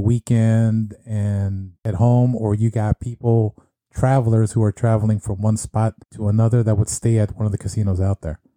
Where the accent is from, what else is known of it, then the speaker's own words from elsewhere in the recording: California, United States; moved away as an adult; also born or lived in Las Vegas; I was born and raised in California